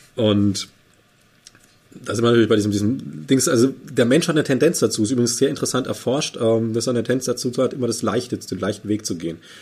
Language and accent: German; Bavaria, Germany; Ich bin gebürtiger Bayer